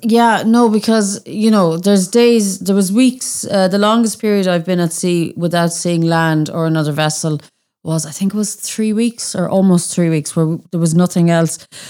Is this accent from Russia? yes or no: no; Annaghdown, Connacht, Ireland; I'm from Annandale